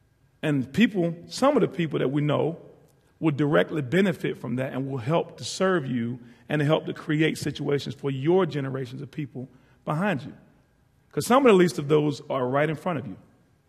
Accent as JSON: {"language": "English", "region": "East Coast", "country": "United States", "said": "I'm from the East Coast."}